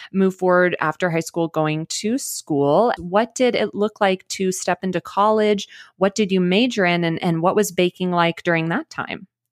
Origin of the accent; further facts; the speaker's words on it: Dallas, Texas, United States; moved away; I'm actually originally from Dallas